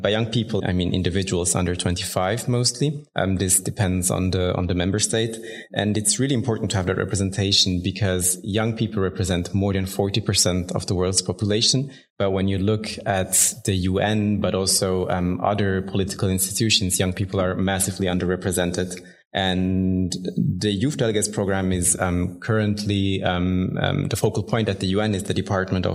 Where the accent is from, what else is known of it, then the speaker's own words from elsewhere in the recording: Bern, Switzerland; I was born and raised in Bern here in Switzerland